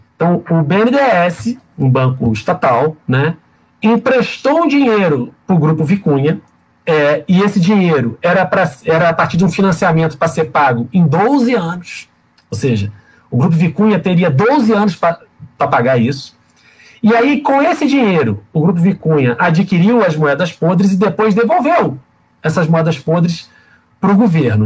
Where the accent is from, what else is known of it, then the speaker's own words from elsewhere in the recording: Volta Redonda, Rio de Janeiro, Brazil; que é nascida e criada em Volta Redonda, como eu